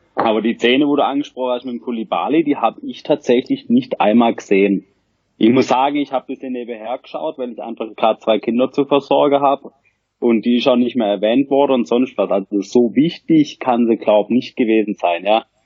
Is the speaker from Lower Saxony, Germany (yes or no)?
no; Rottweil area, Baden-Württemberg, Germany; Ich komme aus der Rottweiler Gegend, wohne am Rande des beschaulichen Schwarzwald